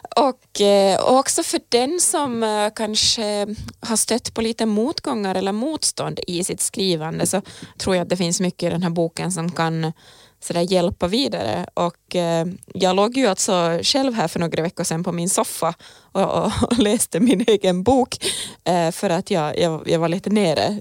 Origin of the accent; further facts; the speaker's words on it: Finland; för mig som är finlandssvensk